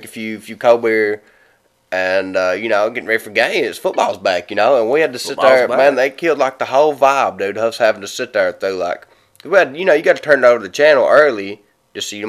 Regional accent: Clay County, Kentucky, United States; We're from Clay County

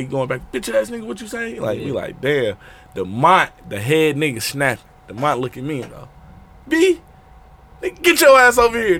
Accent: Milwaukee, Wisconsin, United States; I grew up on Sherman and Burlock.

